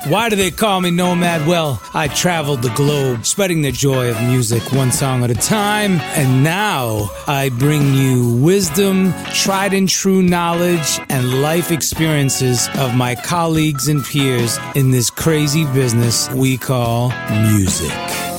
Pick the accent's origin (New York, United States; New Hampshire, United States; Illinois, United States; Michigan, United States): New York, United States; born there; Just born in New York.